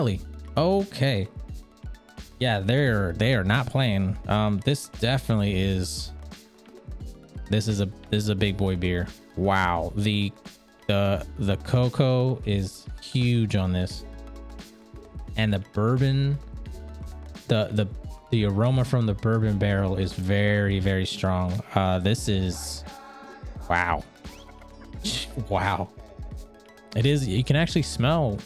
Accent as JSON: {"language": "English", "region": "Maryland", "country": "United States", "tie": "born or raised there"}